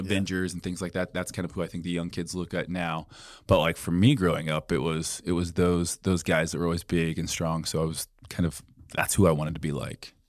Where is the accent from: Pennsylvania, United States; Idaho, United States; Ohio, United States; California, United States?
Idaho, United States; Boise; I'm from Boise, Idaho originally.